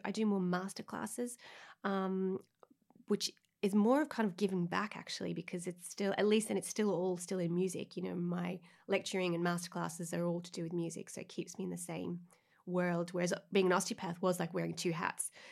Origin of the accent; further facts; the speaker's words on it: Melbourne, Victoria, Australia; moved away; I'm from Australia, and for my equivalent, like, leaving cert in, in Melbourne